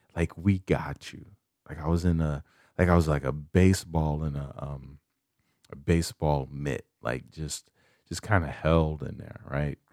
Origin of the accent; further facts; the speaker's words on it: Chicago, Illinois, United States; moved away; I'm from Chicago.